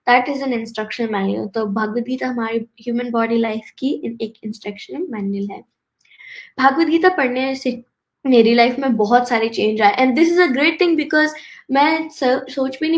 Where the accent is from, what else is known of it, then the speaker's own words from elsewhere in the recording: Texas, United States; I am 11 years old और मैं Texas USA से हूँ